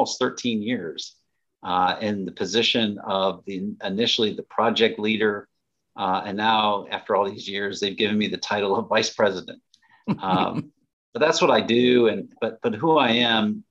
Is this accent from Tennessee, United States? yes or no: no; Lakewood, Ohio, United States; I was born in the Cleveland area